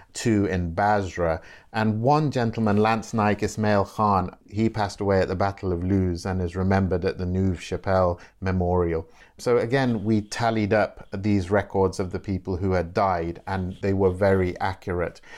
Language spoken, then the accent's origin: English; Nottingham, East Midlands, United Kingdom; I was born and bred in Nottingham in the seventies